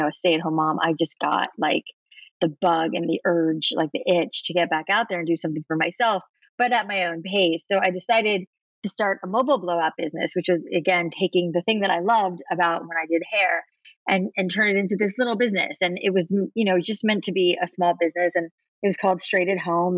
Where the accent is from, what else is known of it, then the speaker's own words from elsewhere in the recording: South Florida, United States; I grew up in South Florida